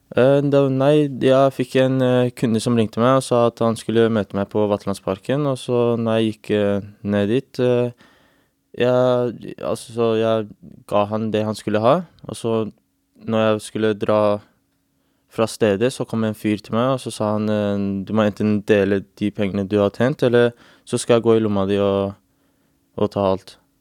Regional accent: England, United Kingdom; now in Norway; jeg vokste opp i England

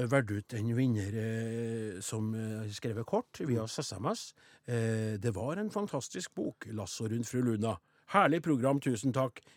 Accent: Trondheim, Trøndelag, Norway; born there; Jeg er født i Trondheim

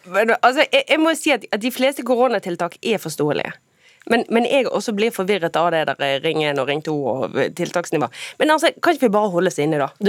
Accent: Bergen, Vestland, Norway; Og som bergenser er det mye på bergensk som høres ut som banning, men som egentlig er nærmest kjærlighetserklæringer.

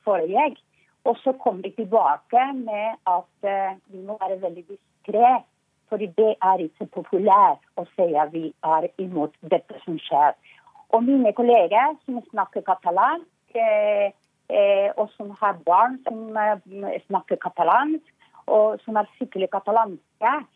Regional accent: Basque Country, Spain; Norwegian is a second language; moved away as an adult; now in Norway; i Baskeland, der jeg kommer fra. Eh, når jeg var liten, det var så mye politi på gata

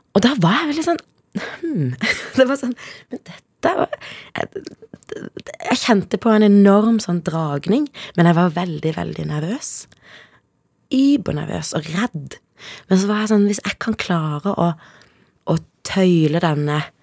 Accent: Kristiansand, Agder, Norway; also born or lived in Zimbabwe / Søgne; vokste jeg opp da, på et sted som heter Justvik.

